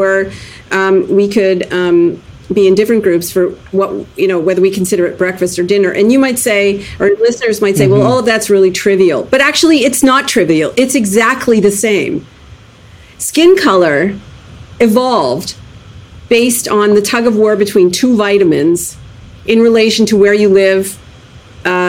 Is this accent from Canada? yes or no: yes; Canada; I was born in Canada